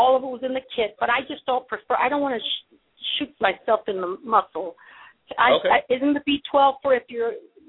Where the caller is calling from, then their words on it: Philadelphia, Pennsylvania, United States; I'm calling from Philadelphia.